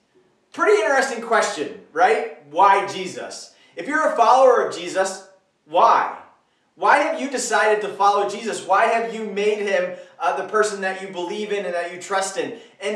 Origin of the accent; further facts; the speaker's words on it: United States; I grew up in America